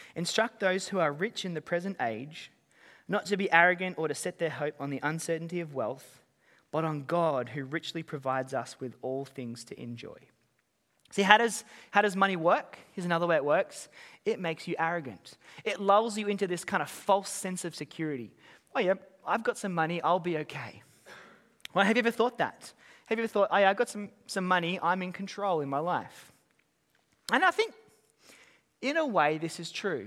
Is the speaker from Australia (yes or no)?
yes; Australia; moved away as an adult; now in Auckland, New Zealand; I'm, I'm an Aussie, I've been here for